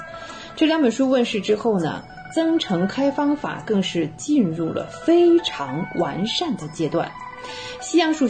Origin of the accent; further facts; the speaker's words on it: China; 但对我们中国人而言呢，在元代就已经推广到了四元联立高次方程式的解法